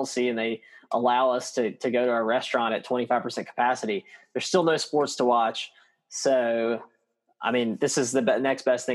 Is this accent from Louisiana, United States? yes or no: yes; KNOE hometown area, Louisiana, United States; my hometown news source, KNOE